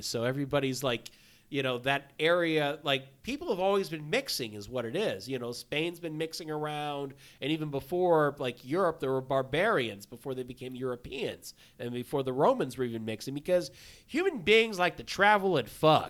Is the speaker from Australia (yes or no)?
no; Laos; I'm from Laos.